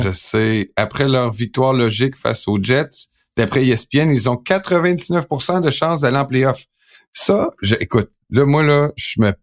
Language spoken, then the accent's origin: French; Quebec, Canada; also born or lived in Aix-en-Provence, France; quand je suis revenu au Québec, là, ça m'a pris plusieurs années de perdre mon accent français. Et euh, c'était un accent du midi